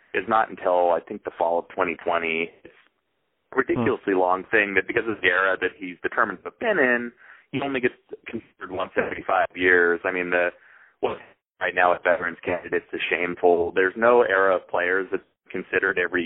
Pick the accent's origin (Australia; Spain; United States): United States; Northern California; I'm from Northern California